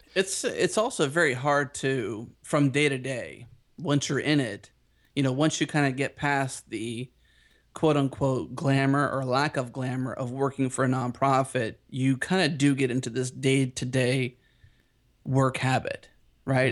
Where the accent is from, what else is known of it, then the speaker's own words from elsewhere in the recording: Pittsburgh, Pennsylvania, United States; now in Houston, United States; I have a little bit of Texas in my Pittsburgh roots